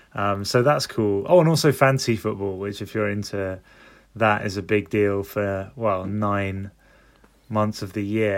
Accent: London, United Kingdom; I'm from London.

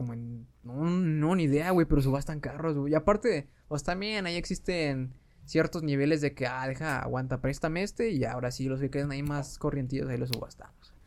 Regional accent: Mexico; como pinches mexicanos

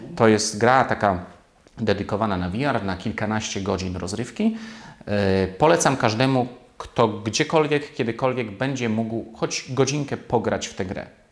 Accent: Poland; jestem stąd, znam ten język, tę kulturę

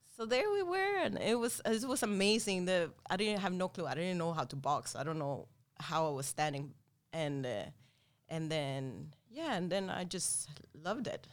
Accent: Sweden; moved away; we grew up and born and raised in Sweden

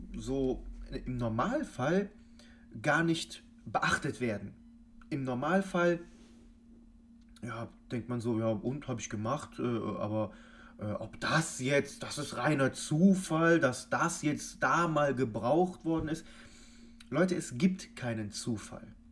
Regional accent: Cologne, North Rhine-Westphalia, Germany; wir kommen hier aus Köln

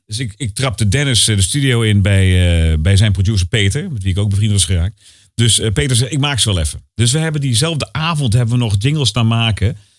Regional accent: Utrecht, Netherlands; Maar ik kom uit Utrecht

